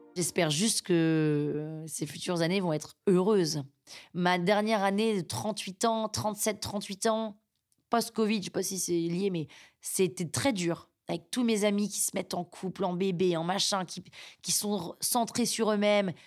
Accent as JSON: {"language": "French", "country": "France"}